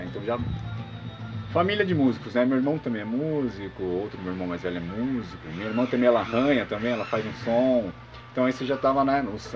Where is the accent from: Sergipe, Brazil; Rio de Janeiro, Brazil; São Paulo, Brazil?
São Paulo, Brazil; Santo André; moved away as an adult; also born or lived in Jaguariúna; now in Morro de São Paulo, Brazil; Sou de São Paulo, sou de Santo André, ABC Paulista, nasci lá, né? E toda a minha vida foi gerado lá nessa cidade